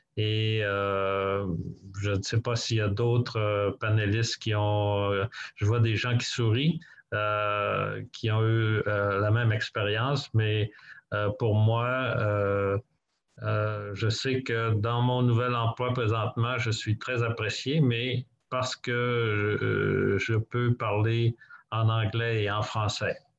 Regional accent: Quebec, Canada; moved away as an adult; now in Toronto, Canada; moi, j'ai grandi au Québec

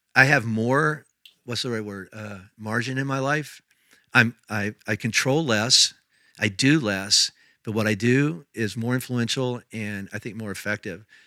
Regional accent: Indiana, United States; moved away as an adult; also born or lived in Tennessee / Kentucky; now in Colorado, United States; I was raised in Indiana

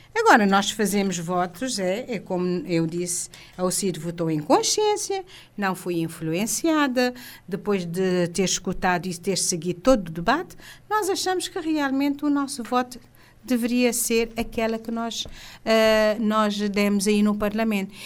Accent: Cape Verde; todos somos cabo-verdianos

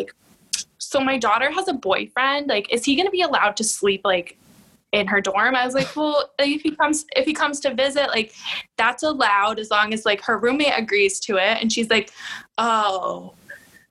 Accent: Connecticut, United States; we're from Connecticut. It's a small state.

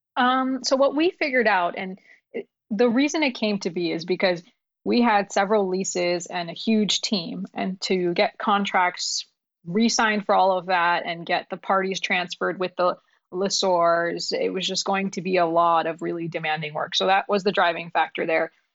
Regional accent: New York, United States; English is a second language; moved away; also born or lived in Pakistan / Ohio; we immigrated from, from Pakistan when I was six, we lived in New York

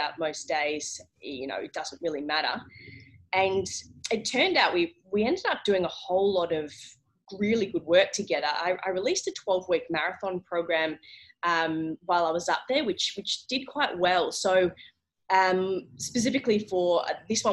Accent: South Gippsland, Victoria, Australia; I didn't grow up in Phillip Island, but I grew up in South Gippsland

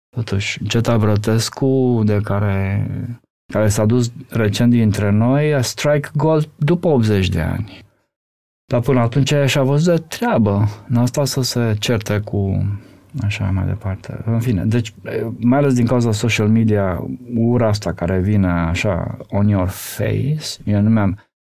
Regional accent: Romania; eu sunt din România

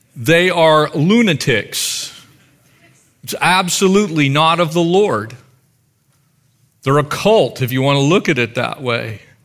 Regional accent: United States; us as American Christians

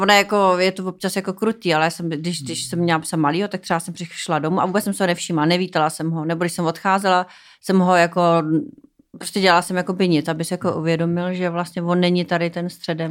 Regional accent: Czechia; also born or lived in United States; byla jsem zvyklá z Čech

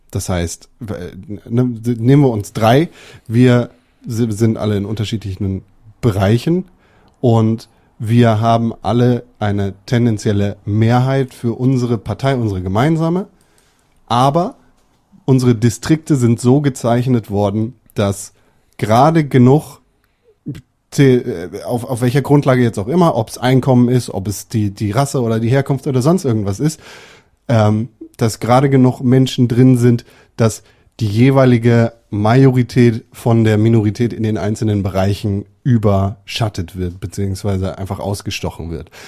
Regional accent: Germany; bei uns in Deutschland. Wir sind 82 Millionen

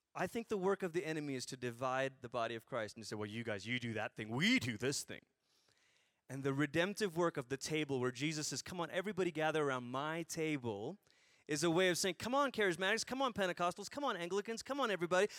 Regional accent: Malaysia; I grew up in Malaysia, so not Greece.

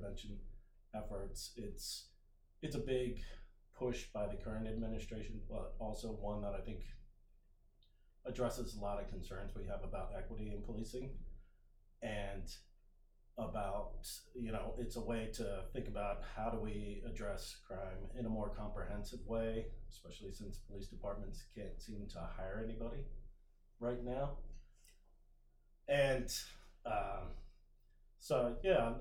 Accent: Anne Arundel County, Maryland, United States; born or raised there; also born or lived in Montgomery County, Maryland / St. Louis, Missouri

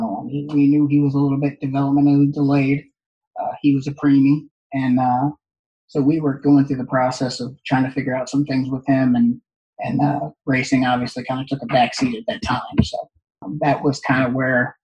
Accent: Northeast, United States; growing up in the Northeast

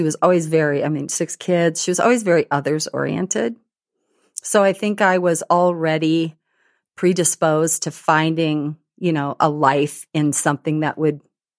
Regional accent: Burlington, Wisconsin, United States; I grew up in Burlington, Wisconsin.

